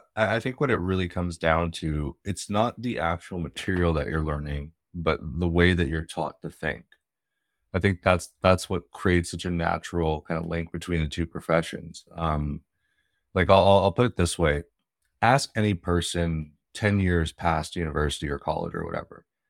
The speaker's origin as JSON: {"language": "English", "country": "Canada", "said": "I'm in Canada. I'm Canadian"}